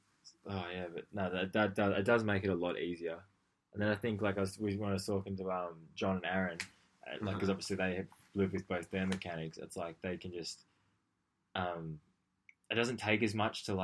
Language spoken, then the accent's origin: English; Albury, New South Wales, Australia; Albury, which is my hometown